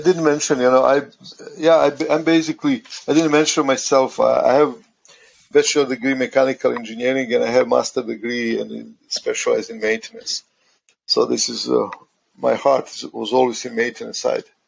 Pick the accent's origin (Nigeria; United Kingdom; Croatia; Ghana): Croatia; also born or lived in United States; now in Canada; I'm originally from Croatia